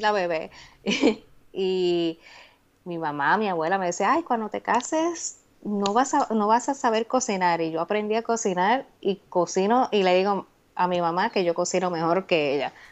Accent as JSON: {"language": "Spanish", "town": "Humacao", "country": "Puerto Rico", "tie": "born or raised there", "moved": "as an adult", "lives_now": "United States", "said": "Yo soy de Humacao, eso es el campo"}